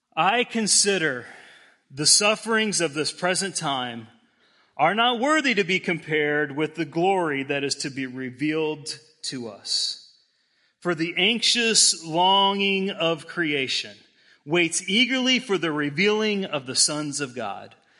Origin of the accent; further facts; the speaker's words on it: Denver, Colorado, United States; moved away; I grew up in Denver.